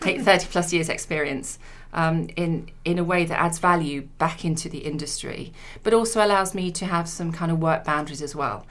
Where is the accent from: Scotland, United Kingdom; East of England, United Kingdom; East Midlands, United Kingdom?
East Midlands, United Kingdom; Leicester; moved away as an adult; now in London, United Kingdom; I come from Leicester, so I, I moved to London when I was 18